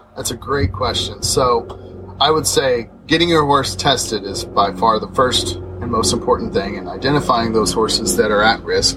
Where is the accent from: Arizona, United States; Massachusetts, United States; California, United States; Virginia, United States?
Arizona, United States; Southeast; moved away as an adult; also born or lived in Washington; now in Lexington, United States; I'm from Southeast Arizona, where I grew up on a cattle ranch